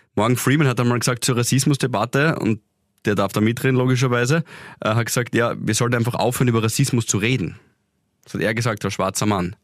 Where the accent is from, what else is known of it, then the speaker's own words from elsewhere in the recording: Graz, Styria, Austria; für uns Grazer